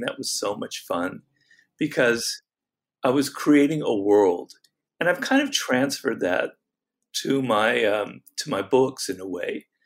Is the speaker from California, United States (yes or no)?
yes; Los Angeles, California, United States; where I grew up in Los Angeles in a canyon.